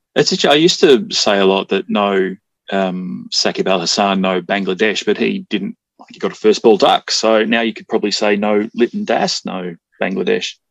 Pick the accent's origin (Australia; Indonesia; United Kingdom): Australia; I'm Australian